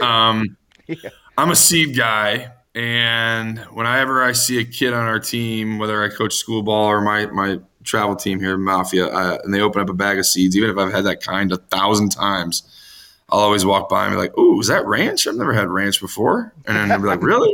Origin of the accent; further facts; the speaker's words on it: Chicago, Illinois, United States; I grew up in the Chicago area